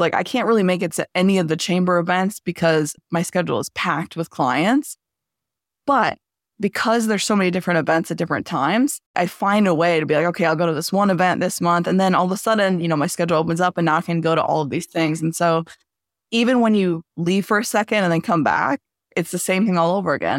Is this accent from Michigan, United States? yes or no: yes; Southeast Michigan, United States; also born or lived in Los Angeles / Dearborn / Sterling Heights / Bloomfield; originally, I'm from Los Angeles, but I was mostly raised, uh, in Southeast Michigan.